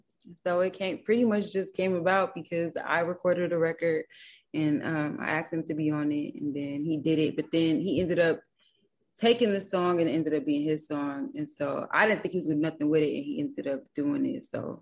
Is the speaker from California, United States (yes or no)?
yes; Los Angeles, California, United States; Yeah, but I wasn't born and raised in L.A., but I'm from Los Angeles, you know? But I was raised somewhere else overseas and then came back, so, you know.